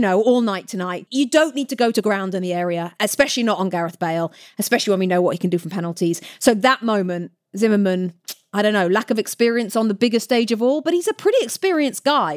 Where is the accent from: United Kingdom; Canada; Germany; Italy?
United Kingdom; now in United States; I'm from Great Britain